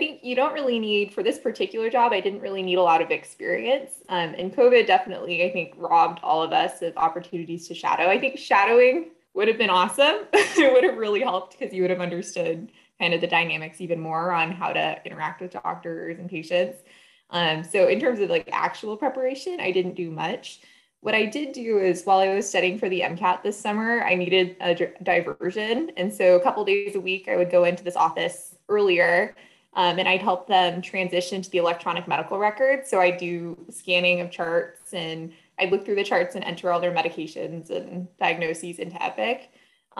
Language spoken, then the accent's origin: English; Los Gatos, California, United States; I grew up in Los Gatos, California, went to Los Gatos High